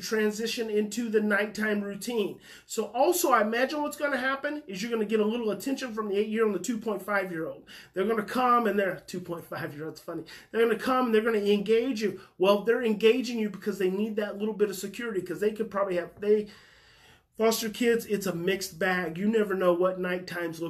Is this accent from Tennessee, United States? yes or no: no; Muskogee, Oklahoma, United States; I was born in Muskogee, Oklahoma